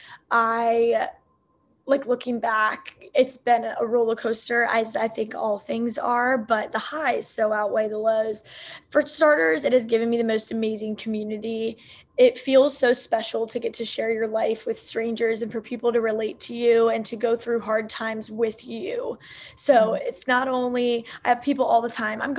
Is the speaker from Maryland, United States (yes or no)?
yes; Maryland, United States; moved away as an adult; also born or lived in Kent, Ohio; now in California, United States; So I'm originally from Maryland